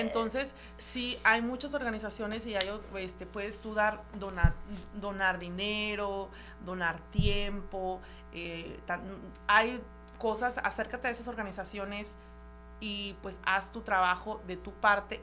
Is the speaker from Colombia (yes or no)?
no; Mexico; yo me siento súper orgullosa de ser mexicana súper orgullosa de venir de donde vengo